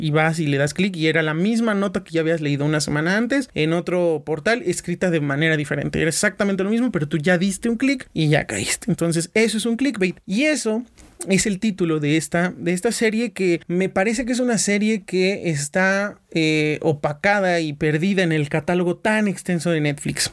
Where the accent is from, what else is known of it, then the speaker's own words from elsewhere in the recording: Mexico; como mexicanos